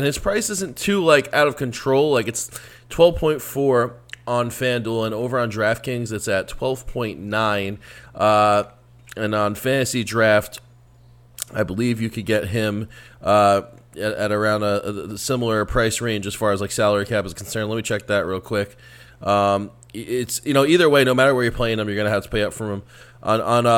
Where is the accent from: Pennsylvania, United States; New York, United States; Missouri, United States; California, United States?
New York, United States; New York City; a New Yorker here